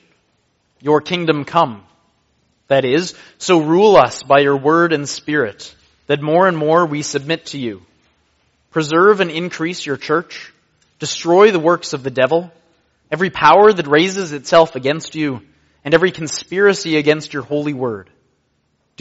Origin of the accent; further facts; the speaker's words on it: Canada; I am a Canadian